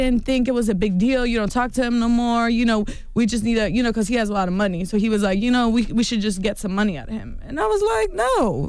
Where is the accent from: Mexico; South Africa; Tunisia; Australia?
Mexico; See, in our culture, like, I'm from Mexico.